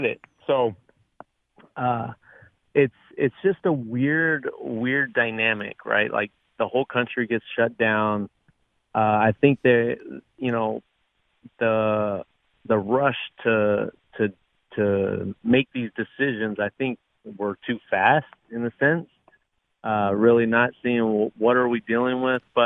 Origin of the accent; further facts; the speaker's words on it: Southern California, United States; I grew up in Southern California